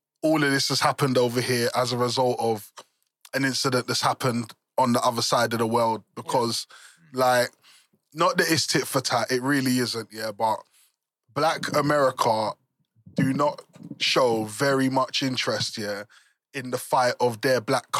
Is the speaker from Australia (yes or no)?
no; England, United Kingdom